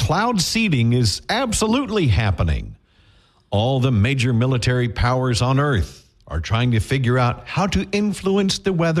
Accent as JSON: {"language": "English", "town": "Bossier City", "region": "Louisiana", "country": "United States", "tie": "born or raised there", "said": "I grew up in Bossier."}